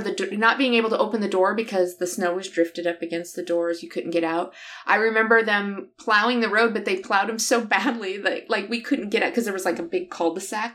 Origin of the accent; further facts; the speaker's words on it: near South Bend, southern Michigan, United States; moved away; I grew up down here